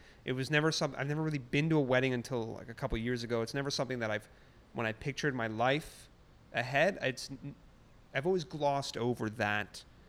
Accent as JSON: {"language": "English", "town": "Toronto", "region": "Ontario", "country": "Canada", "tie": "born or raised there", "said": "I grew up on the Toronto Islands."}